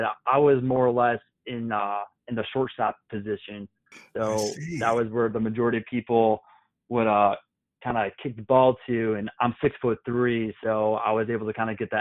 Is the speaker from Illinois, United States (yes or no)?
yes; Chicago, Illinois, United States; moved away as an adult; also born or lived in Wright-Patterson Air Force Base, Ohio / Air Force Academy, Colorado; I'm from Chicago, Illinois, originally. I joined the military when I was 18 years old